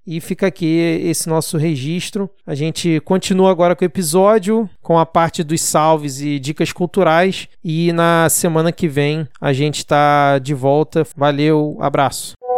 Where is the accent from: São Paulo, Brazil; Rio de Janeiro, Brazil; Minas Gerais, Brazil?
Rio de Janeiro, Brazil; eu sou aqui do Rio